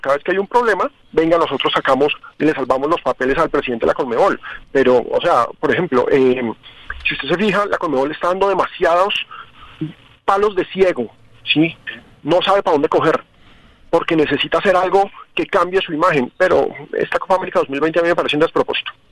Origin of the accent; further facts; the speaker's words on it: Colombia; así somos los colombianos